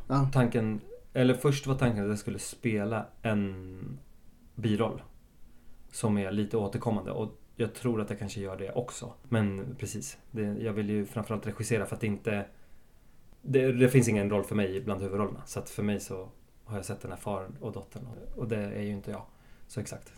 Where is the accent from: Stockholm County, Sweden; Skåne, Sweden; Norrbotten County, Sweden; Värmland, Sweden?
Stockholm County, Sweden; Stockholm; jag är också uppväxt på Södermalm i en väldigt svensk skola